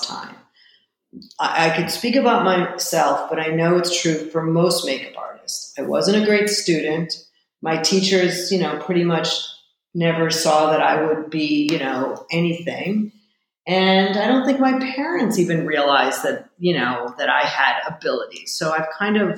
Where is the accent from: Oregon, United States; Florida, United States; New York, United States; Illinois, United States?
Illinois, United States; Chicago; I'm also from Chicago, which is the middle of the country